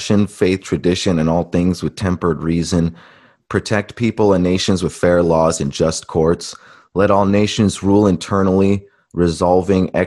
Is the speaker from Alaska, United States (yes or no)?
yes; Alaska, United States; me growing up in Alaska